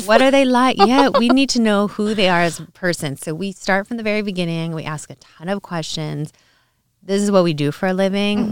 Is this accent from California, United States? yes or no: yes; Orange County, California, United States; also born or lived in New Orleans / Los Angeles; I grew up in Orange County, California